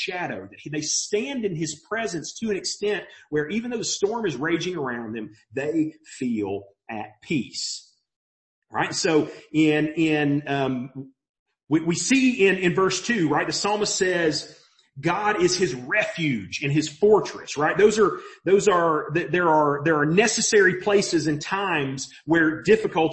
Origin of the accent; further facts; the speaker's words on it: Mobile, Alabama, United States; now in Maryville, United States; I grew up in Mobile. And we get a lot of hurricanes in Mobile